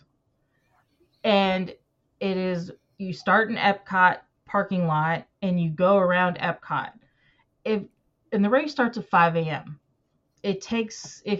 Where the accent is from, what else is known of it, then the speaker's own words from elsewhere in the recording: the South, United States; I'm from the South.